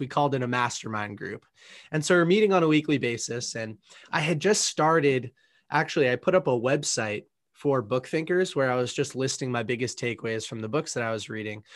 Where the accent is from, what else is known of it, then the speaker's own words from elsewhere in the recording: Boston, Massachusetts, United States; I grew up in the Northeast, in the Boston, Massachusetts area, a little bit south of this city